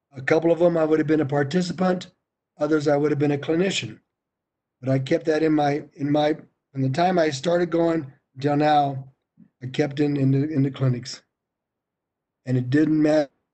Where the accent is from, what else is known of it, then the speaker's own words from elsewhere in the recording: Colorado, United States; I'm from Colorado